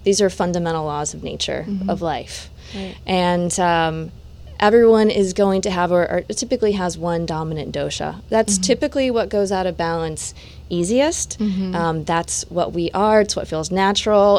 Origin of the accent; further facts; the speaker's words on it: Satellite Beach, Florida, United States; moved away; also born or lived in California / India; my hometown